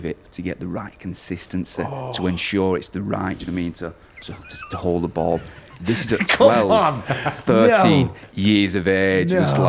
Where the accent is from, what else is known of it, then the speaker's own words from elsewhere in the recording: Wigan, North West England, United Kingdom; born and bred in Wigan, still live in Wigan.